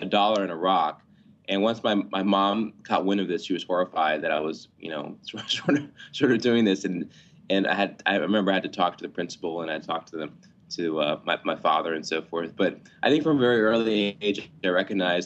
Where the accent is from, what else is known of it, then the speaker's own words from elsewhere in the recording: Atlanta, Georgia, United States; I grew up in Atlanta